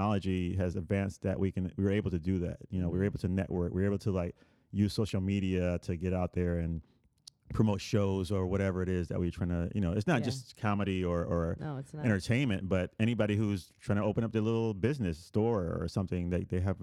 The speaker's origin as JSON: {"language": "English", "country": "Puerto Rico", "tie": "born or raised there"}